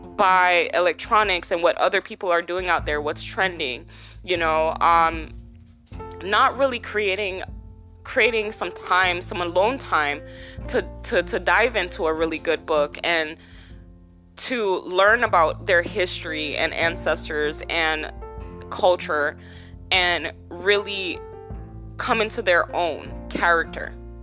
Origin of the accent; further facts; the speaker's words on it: Jamaica; now in United States; We came from Jamaica, okay, in 90, I believe it was like 96, don't quote me on this